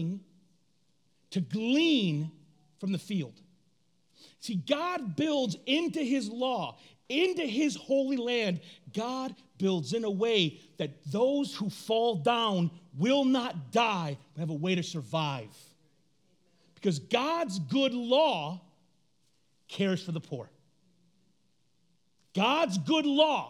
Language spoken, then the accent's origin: English; Flint, Michigan, United States; grew up on the east side of our city, my mama was alone